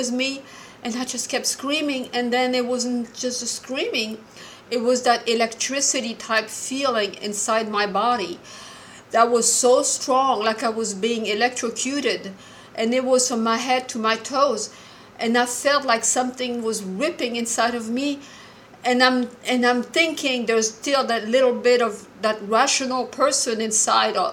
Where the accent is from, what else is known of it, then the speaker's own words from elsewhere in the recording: Morocco; I'm Jewish and I was born and raised in Morocco